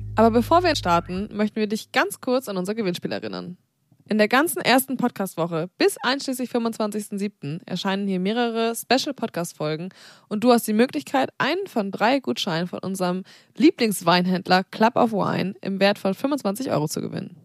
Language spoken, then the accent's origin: German; Zeven, Lower Saxony, Germany; also born or lived in Black Forest; now in Hamburg, Germany; Ich wurde da geboren und ich habe äh, aber nur zwei Jahre oder so da gewohnt. Und dann sind wir nach Zefen gezogen